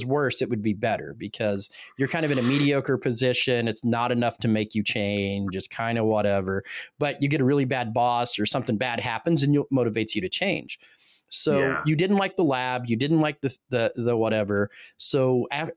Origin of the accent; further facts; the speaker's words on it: Midwest, United States; I'm out from the Midwest